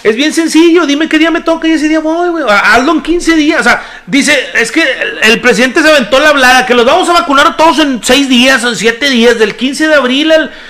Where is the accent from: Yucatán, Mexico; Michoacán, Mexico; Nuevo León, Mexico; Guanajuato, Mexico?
Nuevo León, Mexico; Apodaca; yo soy de Apodaca